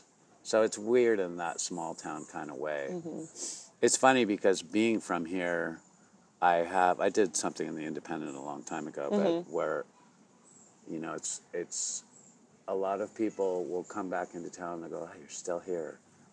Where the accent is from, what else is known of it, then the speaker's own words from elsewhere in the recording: Santa Barbara, California, United States; also born or lived in London; I'm a surfer from California, so it was fun to do something completely different. And I grew up here